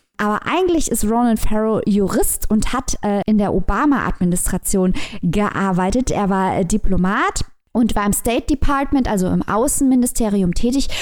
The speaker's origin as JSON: {"language": "German", "country": "Germany", "said": "für uns als äh, Deutsche"}